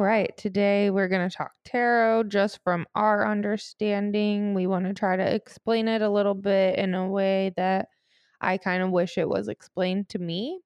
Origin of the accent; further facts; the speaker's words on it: St. Louis, Missouri, United States; I'm from Saint Louis